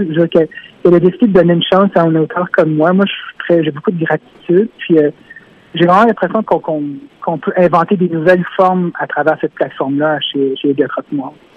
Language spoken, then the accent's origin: French; Montreal, Quebec, Canada; j'ai grandi à Montréal-Nord quand j'étais plus jeune